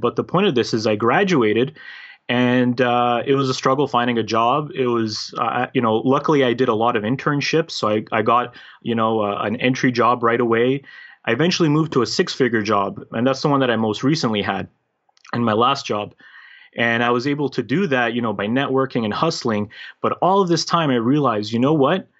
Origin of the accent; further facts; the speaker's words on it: Canada; also born or lived in former Yugoslavia / United Kingdom / Toronto, Ontario; grew up basically raised as a Canadian, as a North American, because I was a very little kid at that time